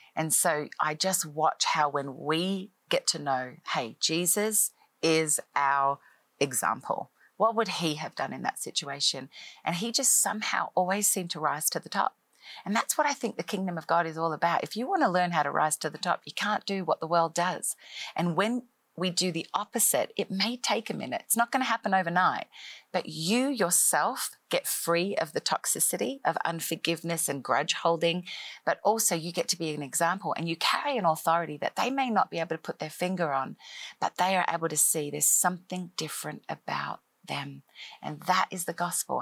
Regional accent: Australia; moved away as an adult; now in Nashville, United States; I am an Australian-born uh, girl who grew up in Australia most of my life

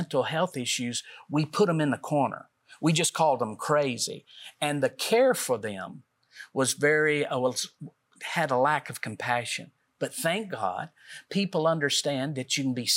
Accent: Middle Tennessee, United States; we're from Middle Tennessee

